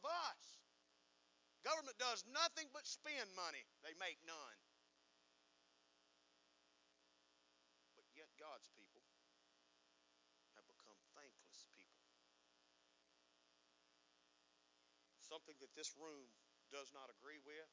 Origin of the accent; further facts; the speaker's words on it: United States; we as American people